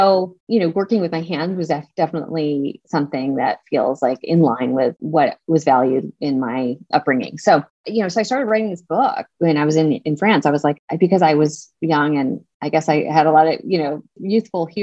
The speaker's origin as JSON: {"language": "English", "region": "Pennsylvania", "country": "United States", "tie": "born or raised there", "said": "my mom's house in Pennsylvania, where I grew up"}